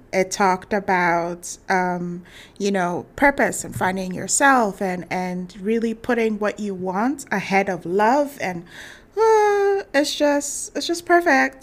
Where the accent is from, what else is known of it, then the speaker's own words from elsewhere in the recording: Ghana; I'm from Ghana